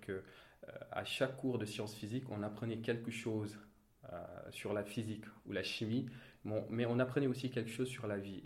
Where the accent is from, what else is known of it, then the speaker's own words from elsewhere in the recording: Thiès, Senegal; je suis né à Thiès, j'ai grandi à Thiès, plus précisément dans un quartier populaire qui s'appelle Cité Lamy.